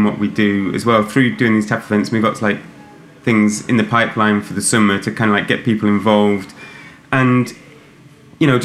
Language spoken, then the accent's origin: English; Kendal, North West England, United Kingdom; moved away as an adult; also born or lived in London; now in Kendal, United Kingdom; We're all from Kendall.